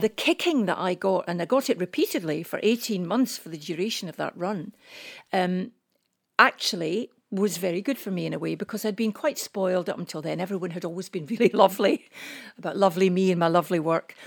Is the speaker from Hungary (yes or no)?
no; Scotland, United Kingdom; We're old, we're Scottish